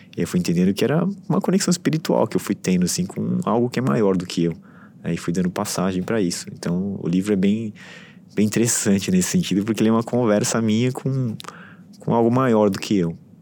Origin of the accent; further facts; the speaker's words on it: São Paulo, Brazil; eu fui criado em São Paulo, é, estudei sempre em São Paulo, trabalhei em São Paulo, vivi por muito tempo aqui